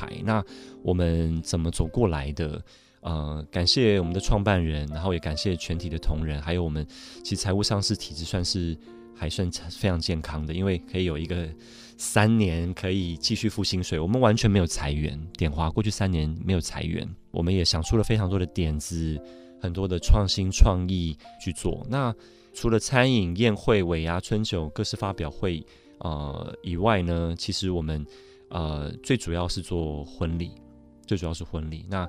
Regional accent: Montreal, Quebec, Canada; 我在 Montreal 蒙特娄长大，我太太是在纽约长大。我们以前常常上山去滑雪

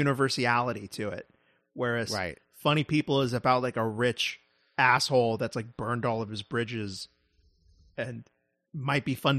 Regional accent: New York, United States; Right, about well, Texans, but I'm from New York.

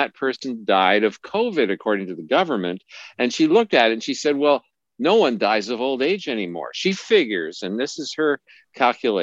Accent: Montreal, Quebec, Canada; moved away; also born or lived in Alberta / British Columbia; I grew up in Montreal. I grew up in Quebec

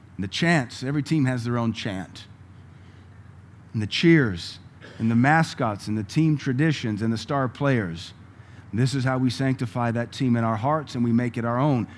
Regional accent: United States; I'm an American

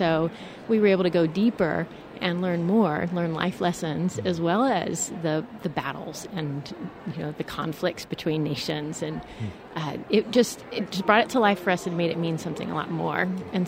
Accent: Cedar Park, Texas, United States; We are from Cedar Park.

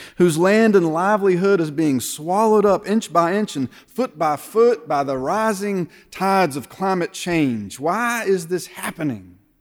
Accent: United States; As American Christians

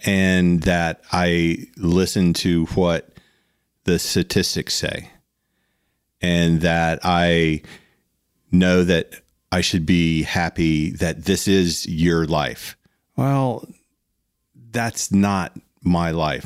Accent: South Florida, United States; when we were growing up in South Florida

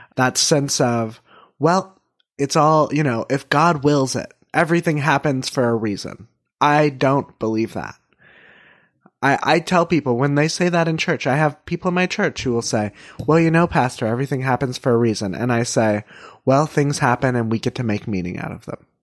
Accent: Northern California, United States; we are all from Northern California

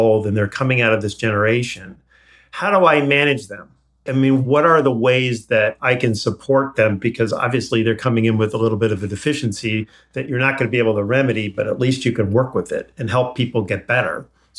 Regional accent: San Diego, California, United States; in my hometown, Jean Twenge is a professor at San Diego State.

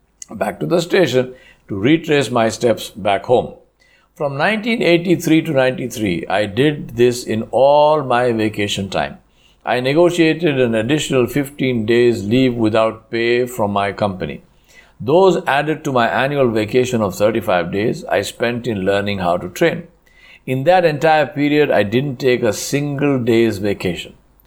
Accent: Hyderabad, Telangana, India; moved away as an adult; also born or lived in Tamil Nadu; Since the estates were in Tamil Nadu and I am from Hyderabad, I needed to learn a totally new language, Tamil

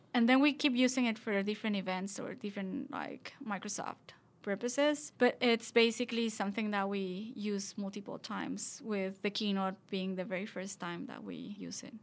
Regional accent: Mexico; We're both from Mexico.

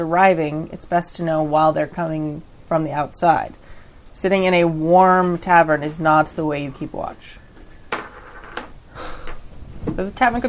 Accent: California, United States; I'm from California. I usually add a bunch of vowels.

